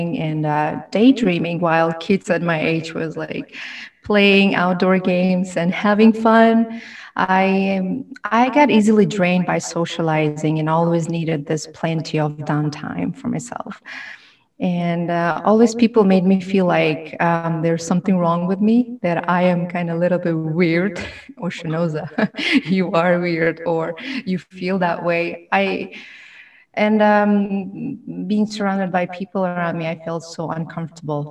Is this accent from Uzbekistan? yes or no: yes; Tashkent, Uzbekistan; English is a second language; moved away as an adult; also born or lived in Termez, Uzbekistan / Malaysia / Nashville, Tennessee; now in New York, United States; I'm from Tashkent, Uzbekistan. I moved to New York in 2015. It's almost 6 years ago. Wow, time flies. And I grew up and raised in Tashkent.